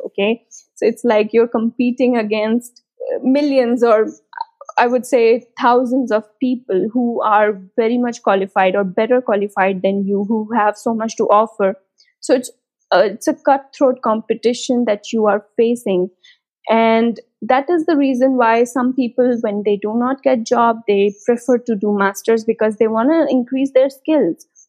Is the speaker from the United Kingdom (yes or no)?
no; India; moved away as an adult; now in Germany; I'm an Indian, and I came to Germany in 2018 winter semester